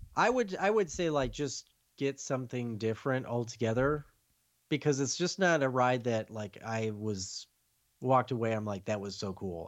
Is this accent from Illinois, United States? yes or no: yes; Chicago, Illinois, United States; I come from Chicago